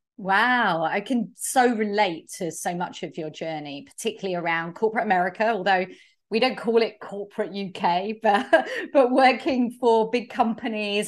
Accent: United Kingdom; accent: British; my British accent

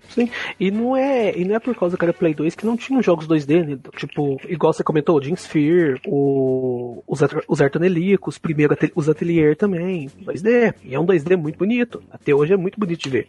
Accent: Minas Gerais, Brazil; accent: mineiro; Sotaque mineiro? Eu acho que eu não falo muito uai

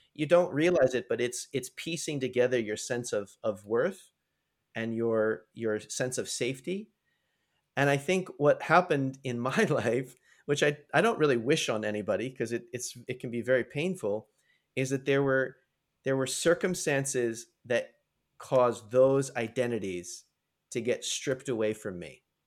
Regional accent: United States; moved away as an adult; also born or lived in Canada; growing up in the United States

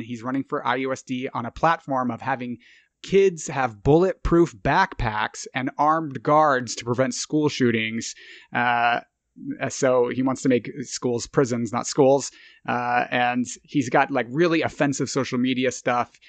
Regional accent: Irvine, California, United States; moved away; I grew up in Irvine, California

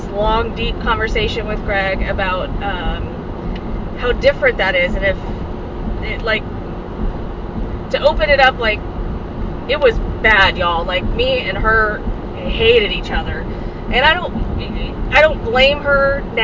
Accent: Texas, United States; So we're from Texas.

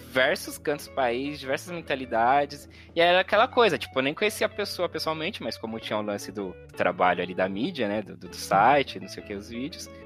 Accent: São Paulo, Brazil; sou paulistano, enfim, sempre vivi aqui em São Paulo

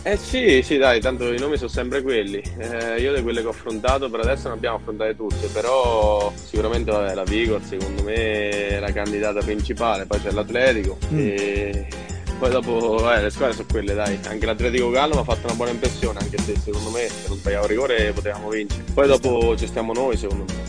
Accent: Pieve Bovigliana, Marche, Italy; io sono della Pieve, Pieve Bovigliana

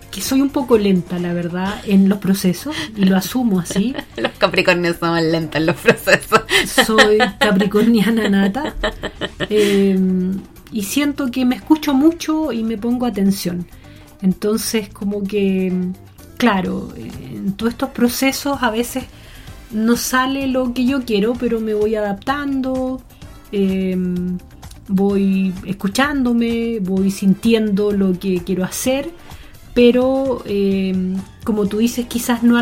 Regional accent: Melipilla, Santiago Metropolitan Region, Chile; born there; Delante hablábamos del campo, de que nací en Melipilla.

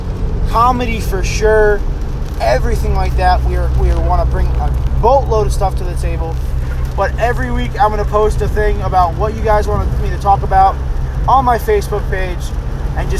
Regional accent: Middletown, New York, United States; moved away as an adult; now in Huntersville, United States; I am originally from New York, Orange County, New York, Middletown, New York. I lived there for pretty much my whole life until 2.5 years ago when I moved down here

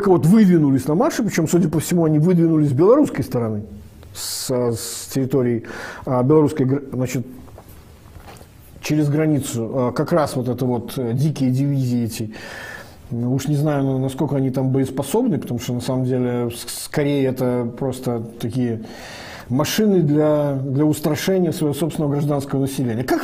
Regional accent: Belarus; Я же, как все белорусы, нахожусь под двойной оккупацией

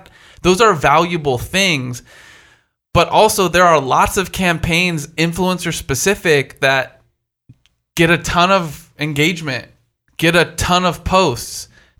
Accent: East Coast, United States; I'm from the East Coast, I'm a bit aggressive, and my shit's going to be dope.

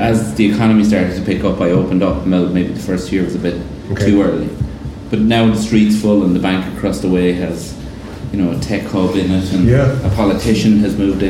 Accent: Clonmel, Munster, Ireland; I'm from Clonmel.

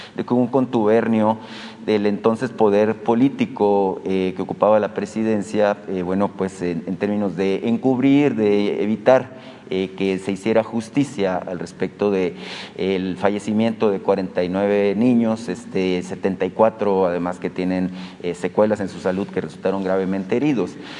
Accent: Hermosillo, Sonora, Mexico; yo soy de Hermosillo

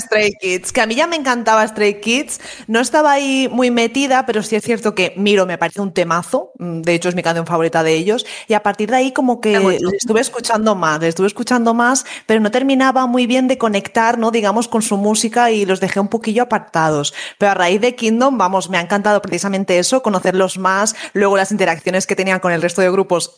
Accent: Valencia, Valencian Community, Spain; soy de Valencia

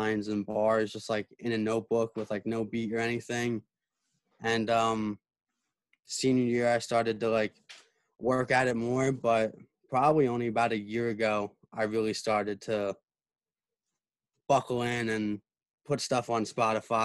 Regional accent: New Jersey, United States; I'm from New Jersey

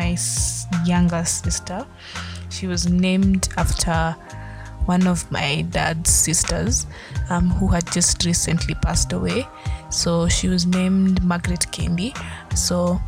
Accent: Kenya; Being African, being Kenyan specifically, to be more and more specific, being Luya

